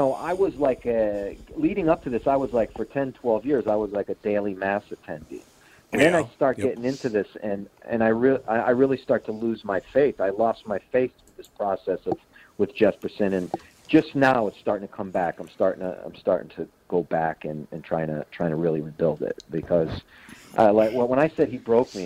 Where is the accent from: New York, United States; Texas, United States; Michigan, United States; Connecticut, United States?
Connecticut, United States; I am from Connecticut.